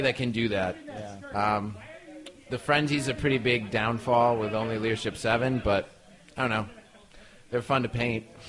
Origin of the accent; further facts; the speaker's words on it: Connecticut, United States; We're from Connecticut